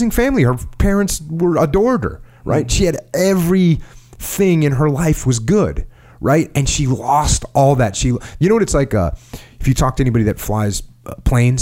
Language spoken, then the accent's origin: English; United States; as an American